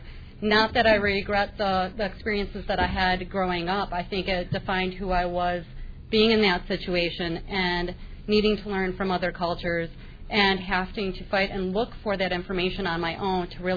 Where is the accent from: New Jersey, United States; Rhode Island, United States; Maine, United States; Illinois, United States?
Illinois, United States; West Chicago; I grew up in West Chicago, and for those of you who don't know, that's north of Naperville